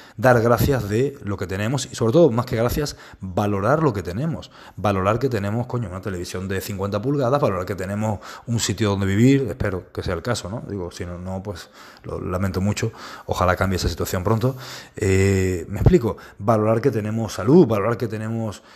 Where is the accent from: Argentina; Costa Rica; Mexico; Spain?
Spain; estamos en España, que es donde yo vivo, es de donde yo soy